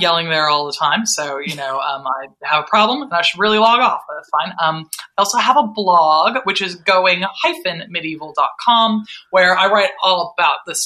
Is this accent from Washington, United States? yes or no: yes; Seattle, Washington, United States; accent: American; moved away as an adult; now in United Kingdom; I'm from Seattle